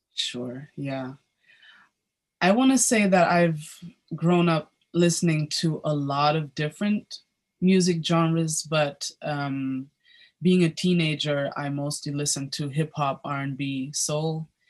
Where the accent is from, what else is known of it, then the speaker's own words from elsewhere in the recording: Berlin, Germany; I was born and raised in Berlin, Germany